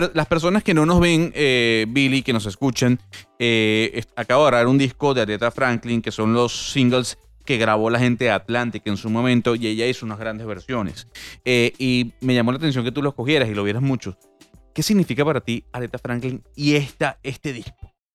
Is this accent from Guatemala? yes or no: no; Panama; ya hablo y te comento como panameño